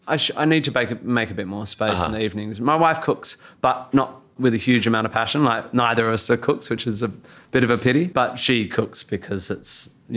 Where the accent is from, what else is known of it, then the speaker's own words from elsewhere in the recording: Australia; being an Australian male, I will often go, it's a lovely day, so I'll do it all on a barbecue